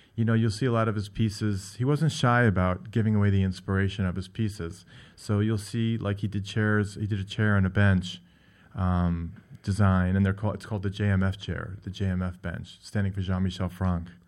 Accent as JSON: {"language": "English", "town": "Great Neck", "region": "New York", "country": "United States", "tie": "born or raised there", "said": "I grew up on Long Island in Great Neck"}